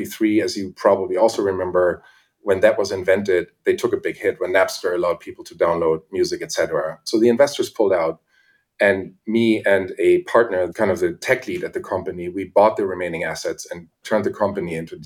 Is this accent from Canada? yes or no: no; Germany; accent: German; English is a second language; moved away as an adult; I was born in Germany and went to art school there